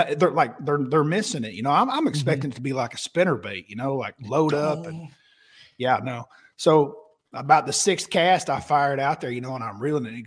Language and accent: English; Oklahoma, United States; I was from Oklahoma.